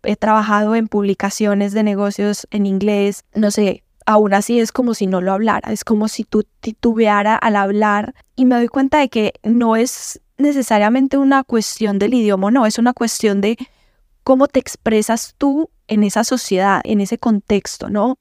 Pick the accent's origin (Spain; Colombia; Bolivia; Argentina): Colombia; Medellín, Antioquia; accent: paisa; moved away as an adult; also born or lived in Mexico; now in United States; Yo soy de Medellín, de Colombia, súper orgullosa de ser colombiana, de ser de Medellín, paisa como le dicen. Y nada, crecí en una familia muy unida